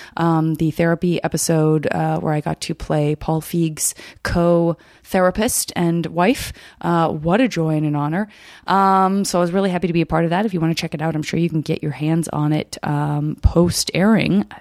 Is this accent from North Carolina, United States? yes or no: no; Arizona, United States; I'm from Arizona.